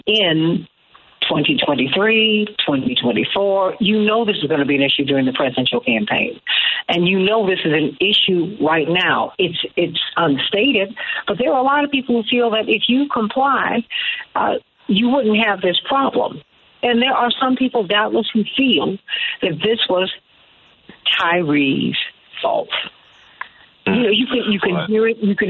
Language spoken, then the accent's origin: English; Chicago, Illinois, United States